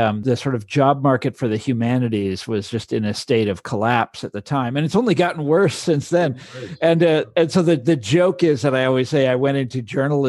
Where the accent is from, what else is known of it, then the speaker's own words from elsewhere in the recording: Kansas City, Kansas, United States; moved away as an adult; also born or lived in Chicago; I'm born and raised in Kansas City, but on the Kansas City is in both Missouri and Kansas. I bet some of your listeners know that. And I'm from the Kansas side. I'm from Johnson County, Kansas. And so I grew up there